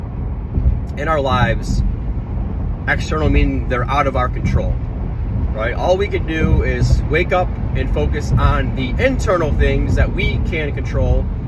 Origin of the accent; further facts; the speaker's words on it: Michigan, United States; moved away; Back home in my home state of Michigan